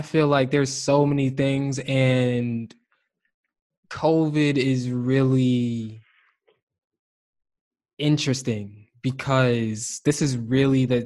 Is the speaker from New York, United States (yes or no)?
yes; New York City, New York, United States; we're both from New York City